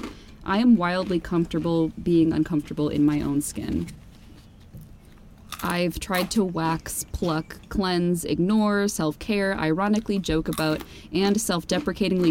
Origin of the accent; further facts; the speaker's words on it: Midwest, United States; we're both from the Midwest, we're both from, like, pretty Christian suburban areas